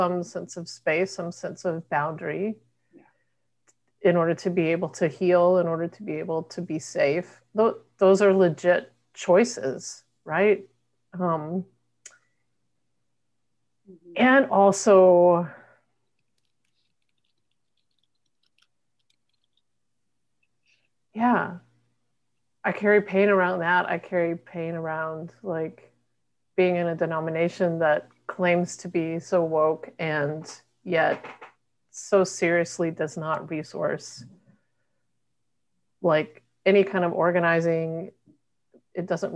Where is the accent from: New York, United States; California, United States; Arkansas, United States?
Arkansas, United States; moved away; as a queer feminist Southerner, how it feels really difficult to be able to go back home to my home state of Arkansas